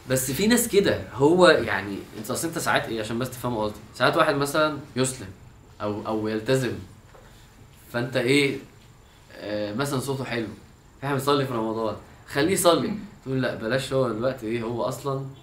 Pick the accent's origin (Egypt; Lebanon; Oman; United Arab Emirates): Egypt; انا فعلا من الحاجات اللي بشوف احنا كمصريين فعلا في كميه كرياتيفيتي في في الفكاهه والميمز فظيعه